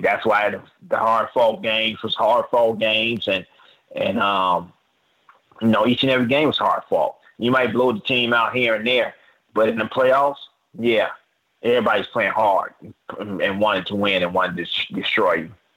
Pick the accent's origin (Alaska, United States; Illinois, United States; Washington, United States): Illinois, United States; Chicago; I grew up that way in Chicago